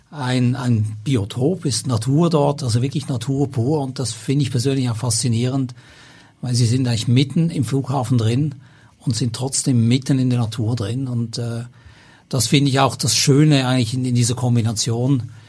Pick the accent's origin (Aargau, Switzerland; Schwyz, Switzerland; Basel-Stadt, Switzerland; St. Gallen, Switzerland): Basel-Stadt, Switzerland; Basel; moved away as an adult; also born or lived in Zürich; now in Hamburg, Germany; ich bin in Basel